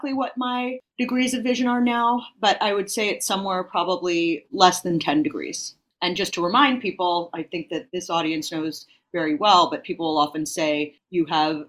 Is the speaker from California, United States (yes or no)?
yes; San Francisco Bay Area, California, United States; moved away as an adult; now in New York City, United States; I was born and raised in the San Francisco Bay Area, and I moved to New York City in my early 20s to attend graduate school